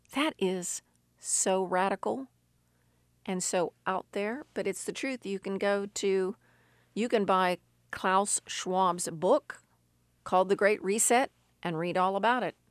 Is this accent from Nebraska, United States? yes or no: no; West Virginia, United States; We in West Virginia